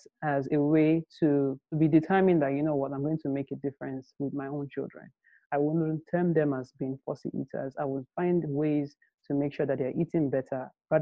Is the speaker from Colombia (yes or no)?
no; Nigeria; I grew up in Nigeria